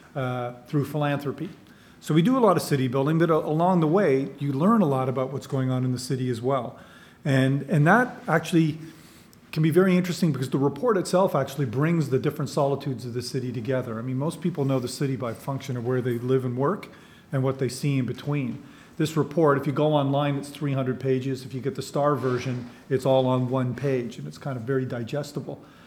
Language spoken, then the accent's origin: English; London, Ontario, Canada; I was born in London, England, raised in London, Ontario